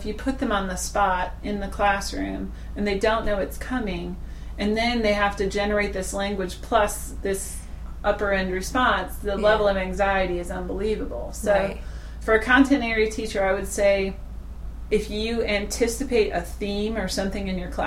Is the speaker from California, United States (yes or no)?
no; Holland, Michigan, United States; I've never been to the Netherlands, but I was raised in Holland, Michigan.